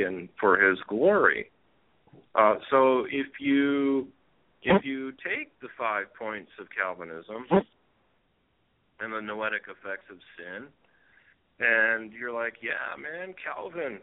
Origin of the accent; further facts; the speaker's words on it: Michigan, United States; where I grew up in Michigan.